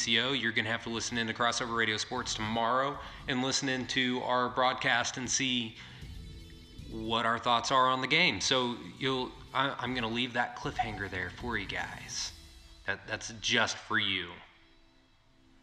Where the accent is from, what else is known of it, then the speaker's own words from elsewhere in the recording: Yukon, Oklahoma, United States; I grew up in Yukon